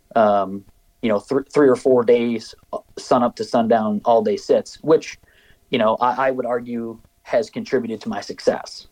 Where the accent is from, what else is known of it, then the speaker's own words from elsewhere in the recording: just outside of Mankato, Minnesota, United States; moved away as an adult; also born or lived in Mason City, Iowa / Mount Pleasant, Iowa; now in Iowa, United States; my wife and I both grew up um, just outside of Mankato